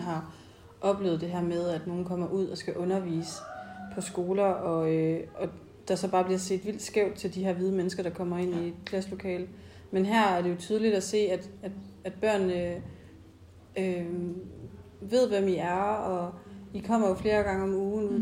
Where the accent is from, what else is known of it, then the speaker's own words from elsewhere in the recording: Denmark; jeg kommer fra Østjylland